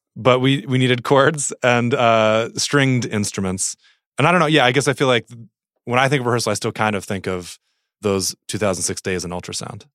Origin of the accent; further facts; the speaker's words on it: New Jersey, United States; I grew up in New Jersey, which is, I think, fairly formative for me and still sort of definitional.